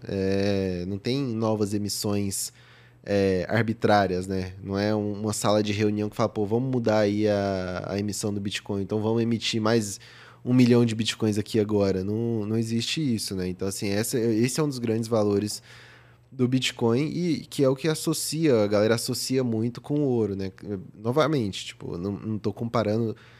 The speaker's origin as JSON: {"language": "Portuguese", "town": "Goiânia", "region": "Goiás", "country": "Brazil", "tie": "born or raised there", "also_born_or_lived": "São Paulo", "moved": "as an adult", "said": "eu nasci em Goiânia, vivi lá meus 18 anos e vim para São Paulo fazer faculdade"}